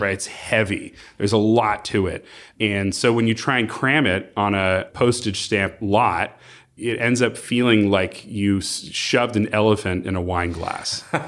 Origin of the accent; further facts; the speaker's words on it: Palos Verdes Estates, California, United States; also born or lived in Arizona; I was raised in Palos Verdes Estates. I grew up here.